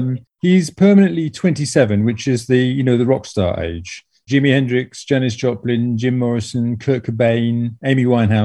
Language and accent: English; Bournemouth, South West England, United Kingdom; moved away as an adult; also born or lived in Oxford; now in Paris, France; I grew up mainly in Bournemouth on the south coast of England, where I spent a lot of time on the beach.